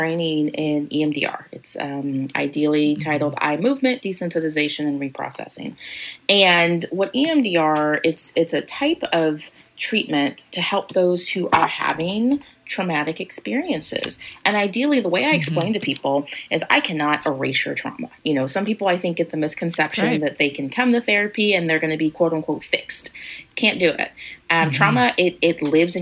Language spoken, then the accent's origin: English; Kansas, United States; moved away as an adult; now in Missouri, United States; I'm from Kansas.